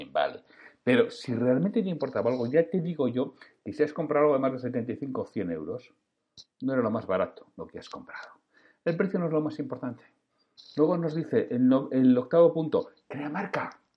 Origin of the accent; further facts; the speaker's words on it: Bilbao, Basque Country, Spain; mira, pues los que somos de Bilbao, pues podemos pagar el precio más caro.